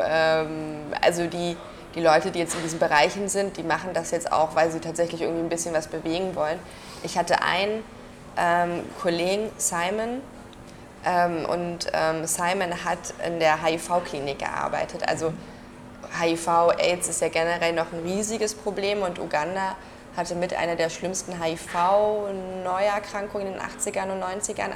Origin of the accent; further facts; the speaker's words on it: Germany; bei uns in Deutschland